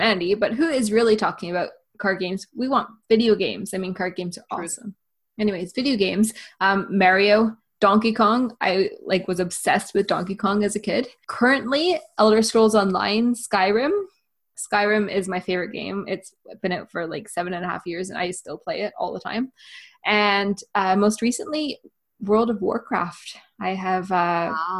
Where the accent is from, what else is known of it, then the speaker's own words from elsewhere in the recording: Canada; now in Northern Ireland, United Kingdom; I'm from Canada and I live